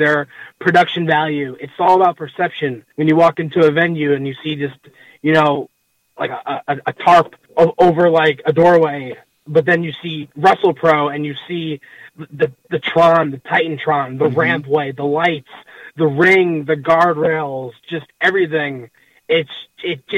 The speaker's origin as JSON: {"language": "English", "town": "New York City", "region": "New York", "country": "United States", "tie": "born or raised there", "moved": "yes", "lives_now": "upstate New York, United States", "said": "I grew up in Queens, but now I live in upstate New York"}